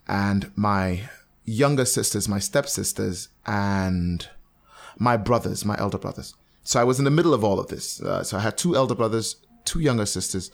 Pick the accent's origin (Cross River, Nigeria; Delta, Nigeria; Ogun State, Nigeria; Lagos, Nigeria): Cross River, Nigeria; Calabar; I grew up in Cross River State. I grew up in Calabar